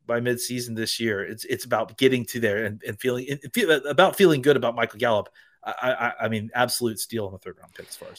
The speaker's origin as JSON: {"language": "English", "town": "Dallas", "region": "Texas", "country": "United States", "tie": "born or raised there", "said": "my hometown and our home hometown of Dallas, Texas"}